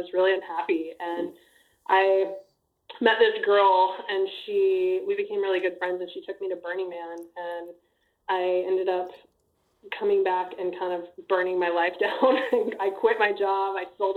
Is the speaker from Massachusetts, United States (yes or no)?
no; Amarillo, Texas, United States; also born or lived in Austin, Texas; I'm from Texas. Just like you. I grew up in Amarillo